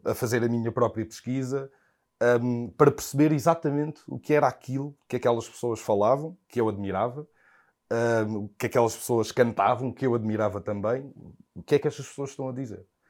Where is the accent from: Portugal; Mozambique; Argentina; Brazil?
Portugal; fui crescendo cá em Portugal